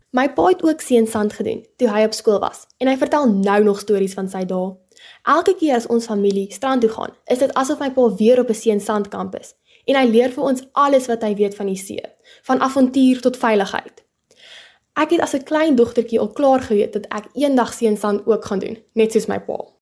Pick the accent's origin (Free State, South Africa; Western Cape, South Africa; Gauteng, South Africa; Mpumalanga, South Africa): Western Cape, South Africa; Paarl; Ek bly nog my hele lewe lank in die Parel